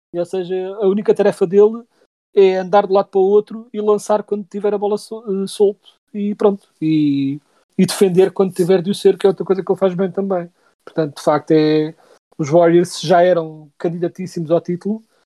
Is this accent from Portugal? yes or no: yes; Portugal; Nós somos portugueses